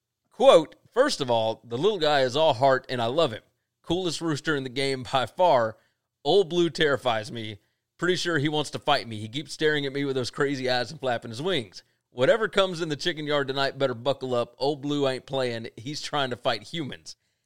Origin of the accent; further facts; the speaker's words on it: Mississippi, United States; We're from Mississippi.